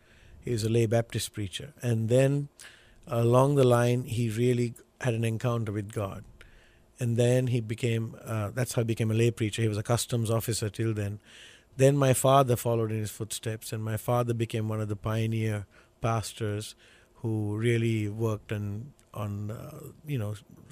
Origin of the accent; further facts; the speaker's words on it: Sri Lanka; Sri Lanka is an island. It's on the southern tip of India. you know, everybody knows India, so, but it's below India. North south is about 270 miles, east west is about 150, and in this little island we have about almost 21 22 million people.